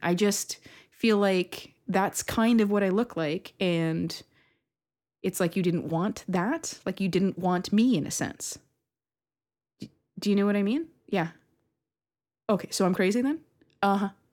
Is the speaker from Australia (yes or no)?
no; Canada; I'm very Canadian